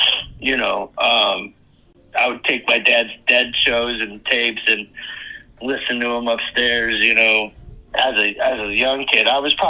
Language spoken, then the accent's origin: English; Cleveland, Ohio, United States; also born or lived in Fairview Park, Ohio; living in Cleveland, growing up in Cleveland